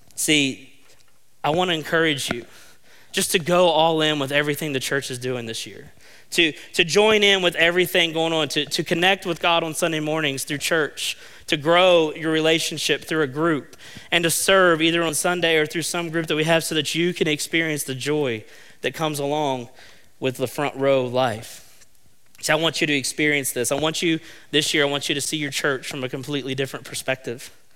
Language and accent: English; Fayette County, West Virginia, United States; I'm from Fayette County